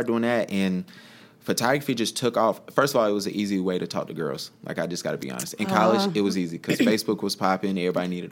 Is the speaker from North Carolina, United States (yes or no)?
yes; Charlotte, North Carolina, United States; also born or lived in Huntersville; I'm born and raised in Charlotte